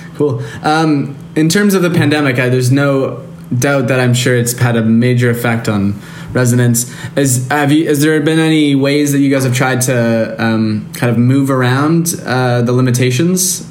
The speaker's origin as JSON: {"language": "English", "town": "Toronto", "region": "Ontario", "country": "Canada", "moved": "yes", "lives_now": "Montreal, Canada", "said": "I'm from Toronto"}